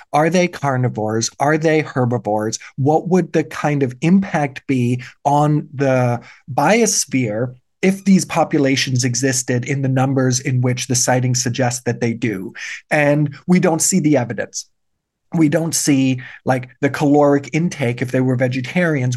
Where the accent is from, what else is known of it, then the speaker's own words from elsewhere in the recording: Germany; now in Canada; Yes, I was born in Germany. I had a German citizenship. I immigrated to Canada. Now I'm Canadian